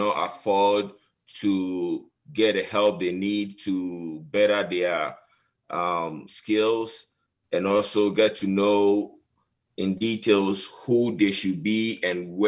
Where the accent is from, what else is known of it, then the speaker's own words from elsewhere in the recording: Ghana; moved away as an adult; now in United States; I grew up in West Africa, Ghana